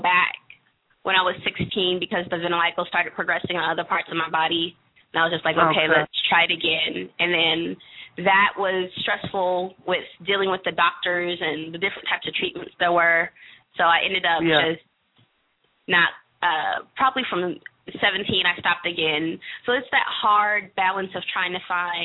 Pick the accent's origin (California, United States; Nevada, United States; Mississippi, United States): California, United States; the Valley of; now in Washington, D.C., United States; I grew up in the Valley of California